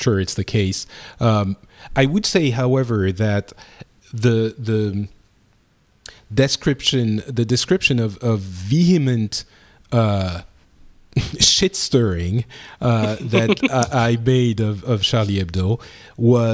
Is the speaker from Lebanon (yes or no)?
yes; Lebanon; accent: French; now in France; I come from Lebanon, and I was born in Lebanon